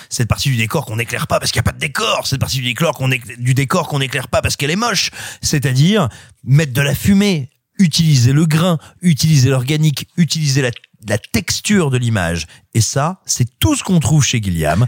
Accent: France; j'ai grandi, j'ai grandi tout près de Malicorne, qui est un petit village à nul autre pareil.

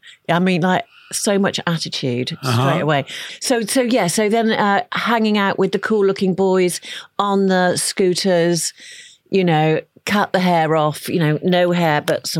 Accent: Bristol, South West England, United Kingdom; also born or lived in Birmingham; now in London, United Kingdom; my parents are Irish Catholic from Dublin, and they landed. I was born in Birmingham, and then they quickly moved down to Bristol. And we lived in the inner city

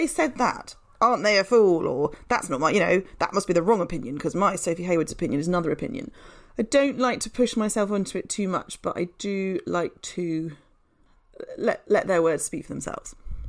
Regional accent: Yorkshire and the Humber, United Kingdom; moved away as an adult; now in London, United Kingdom; So I grew up in Yorkshire in a fairly, you know, sort of normal British town, not particularly exciting. And then I moved to London to go to university and stuck around afterwards

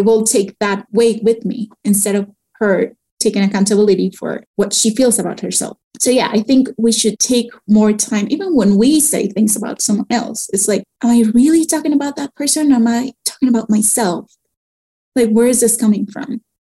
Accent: Mexico; moved away as an adult; also born or lived in Canada; when i moved back to Mexico from Canada

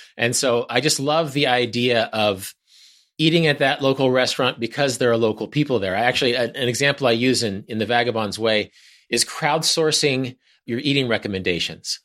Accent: Wichita, Kansas, United States; We drove up to Kansas City from Wichita, my hometown

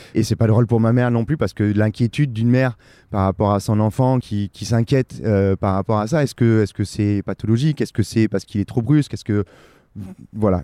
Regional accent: Perpignan, Occitania, France; je suis originaire de Perpignan, j'ai grandi à Perpignan

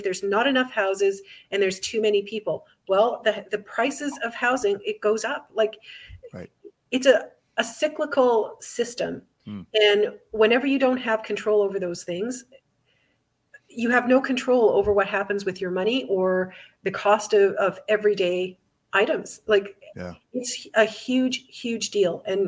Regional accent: Alberta, Canada; I was raised in Alberta

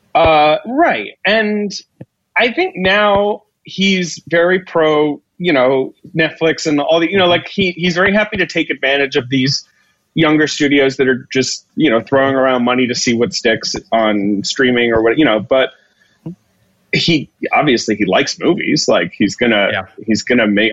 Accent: United Kingdom; moved away; I grew up in Britain

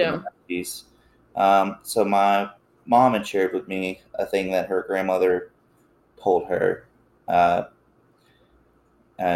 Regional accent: Appalachia, United States; I grew up in Appalachia

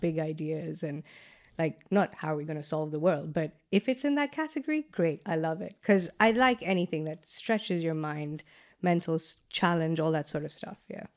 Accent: Kenya; moved away as an adult; now in London, United Kingdom; growing up in Kenya

